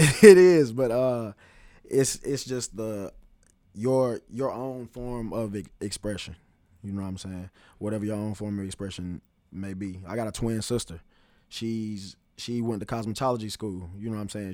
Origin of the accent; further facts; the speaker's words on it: Greensboro, North Carolina, United States; moved away as an adult; now in Charlotte, United States; I'm originally from Greensboro, North Carolina.